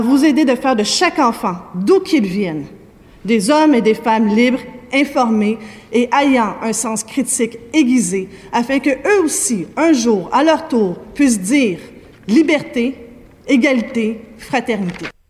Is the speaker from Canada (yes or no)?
yes; Quebec, Canada; chez nous, au Québec